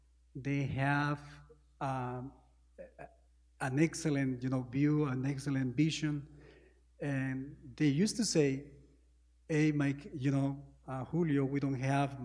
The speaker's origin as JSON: {"language": "English", "country": "Peru", "tie": "born or raised there", "said": "Peru is a small country, you know, South America, close to Argentina, Ecuador, Chile, Brazil, Colombia. It's very difficult to live in Peru."}